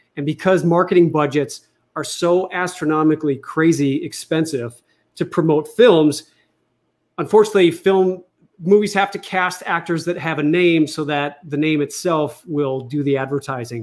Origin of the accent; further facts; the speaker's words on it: United States; I was born in America and you know I was raised as a Catholic